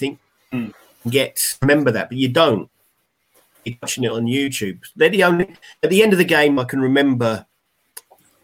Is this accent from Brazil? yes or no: no; Haslemere, South East England, United Kingdom; moved away; my village where I grew up in Haysmere in Surrey